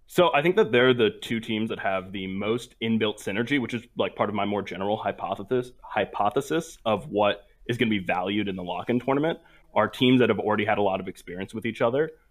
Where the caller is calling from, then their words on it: Providence, Rhode Island, United States; I'm calling from Providence, Rhode Island